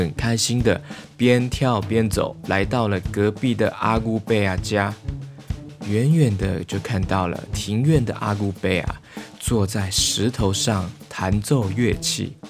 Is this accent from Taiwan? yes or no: yes; Taiwan; first language Taiwanese Hokkien; Chinese is a second language; GK 爸爸的母语啊是台语，从小啊我在家里啊跟爸爸妈妈啊就是讲台语，但随着成长环境的变化，渐渐比较少在外面说台